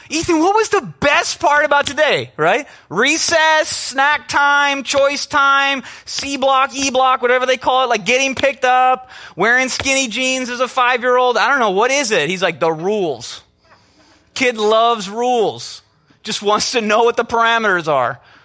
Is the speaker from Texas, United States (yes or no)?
no; Minnesota, United States; I'm from Minnesota